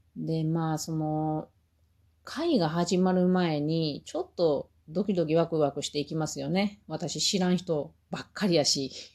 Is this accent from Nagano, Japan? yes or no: no; Mie, Japan; also born or lived in Aichi Prefecture; 私は三重県で育ったから